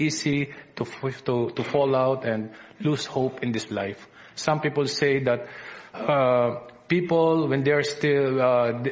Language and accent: English; Philippines; accent: Filipino English; my Filipino English accent